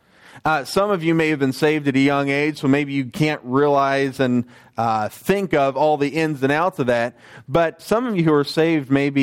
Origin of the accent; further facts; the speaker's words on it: United States; moved away; I was a teenager in the U.S.